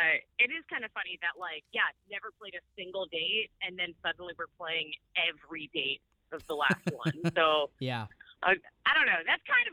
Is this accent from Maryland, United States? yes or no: yes; Baltimore, Maryland, United States; Yeah, we're from Baltimore, which is in Maryland.